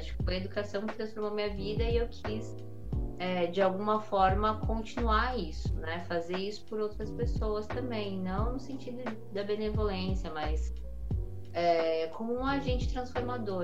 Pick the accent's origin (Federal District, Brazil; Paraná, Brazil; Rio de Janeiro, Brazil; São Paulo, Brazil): São Paulo, Brazil; Carapicuíba; also born or lived in Osasco; eu nasci na Vila Municipal, em é Carapuíba, que, enfim, é, é uma comunidade